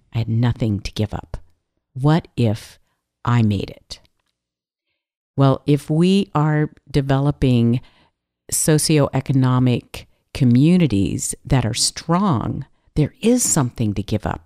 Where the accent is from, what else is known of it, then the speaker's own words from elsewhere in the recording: California, United States; I'm from California